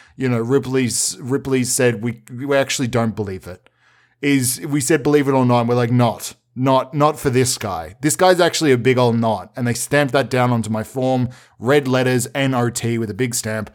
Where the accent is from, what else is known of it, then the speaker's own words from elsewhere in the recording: Melbourne, Victoria, Australia; since I was a wee boy growing up in Melbourne